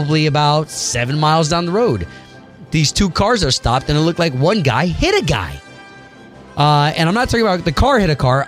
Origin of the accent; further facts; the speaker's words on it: Central Florida, United States; also born or lived in New York; as a Central Floridian, and I've been in Florida my whole life. Like, I moved down from New York when I was 5. So I've been in Florida my whole life